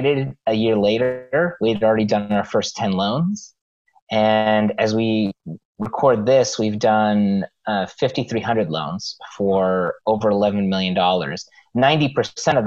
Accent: Los Angeles, California, United States; I grew up in Los Angeles

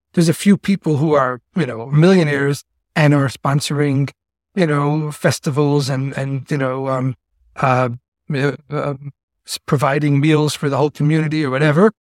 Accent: New York City, New York, United States; accent: Yiddish-influenced yeshiva sing-song; also born or lived in Chicago / Miami / Argentina / Singapore; I grew up uh, in the ultra orthodox Jewish community known as the Lubavitch Hasidic community, which is headquartered in the Crown Heights section of Brooklyn

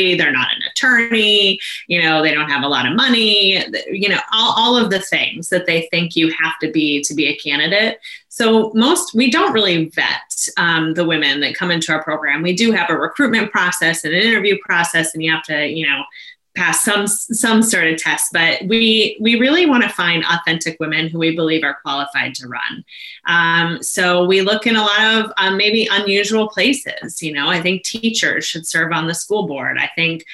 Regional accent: Maine, United States; I went on to serve as the executive director here in my home state

